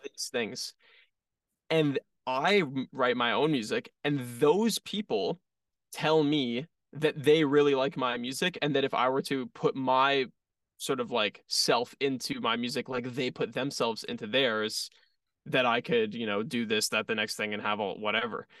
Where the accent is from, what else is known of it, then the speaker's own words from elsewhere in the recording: Toronto, Ontario, Canada; we're from Toronto